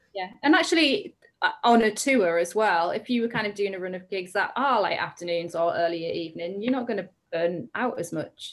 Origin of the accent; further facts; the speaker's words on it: the Northeast, North East England, United Kingdom; moved away as an adult; now in Cambridgeshire, United Kingdom; we're both from the Northeast and we both really identify with a certain area